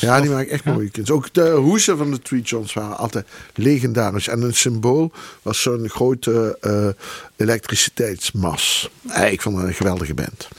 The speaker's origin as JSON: {"language": "Dutch", "town": "Maastricht", "region": "Limburg", "country": "Netherlands", "said": "bij ons in Maastricht"}